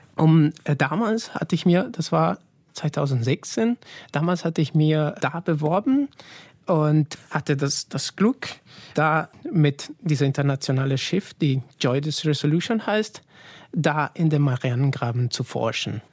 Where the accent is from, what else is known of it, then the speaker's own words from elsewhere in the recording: Italy; German is a second language; moved away; als Italiener